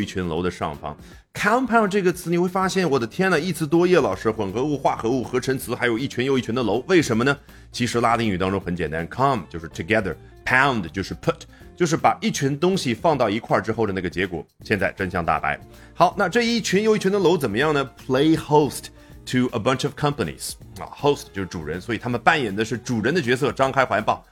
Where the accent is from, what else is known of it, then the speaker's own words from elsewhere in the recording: China; 我们中国人